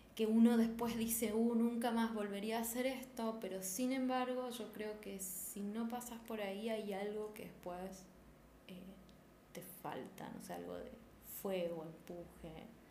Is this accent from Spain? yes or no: no; Posadas, Misiones, Argentina; Soy de Posadas Misiones